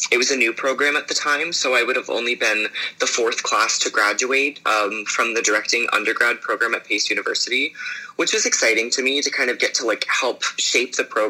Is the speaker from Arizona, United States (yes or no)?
no; Pittsburgh, Pennsylvania, United States; moved away as an adult; also born or lived in New York City; now in Brooklyn, New York, United States; I'm originally from the suburbs just north of Pittsburgh, Pennsylvania, and I studied there for, about 10 years through my high school years doing theater professionally in my hometown